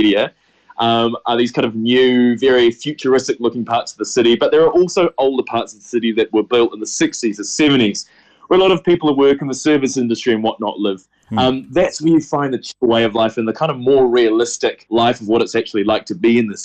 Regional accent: New Zealand; moved away; I'm from New Zealand.

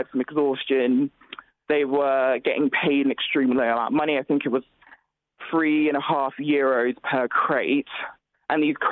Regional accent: Nigeria; moved away; I'm also originally from Nigeria

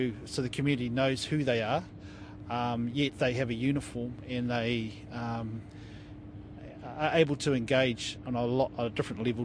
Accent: Wairarapa, Wellington, New Zealand; I'm from the Wairarapa

